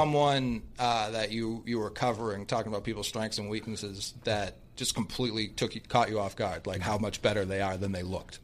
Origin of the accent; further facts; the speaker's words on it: Boston, Massachusetts, United States; I'm from Boston